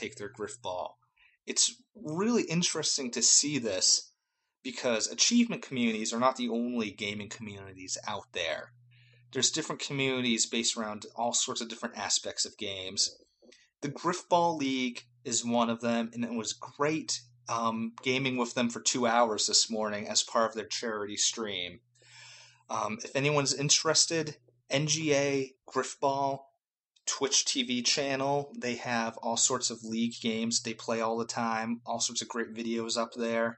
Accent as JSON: {"language": "English", "town": "Boston", "region": "Massachusetts", "country": "United States", "tie": "born or raised there", "said": "I was born and raised in Boston. That's my hometown"}